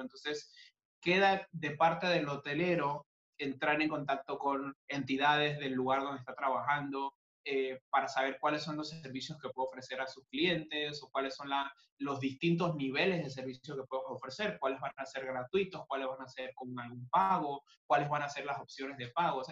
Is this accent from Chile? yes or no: no; Panama; also born or lived in Buenos Aires; soy panameño y estoy físicamente en Panamá en este momento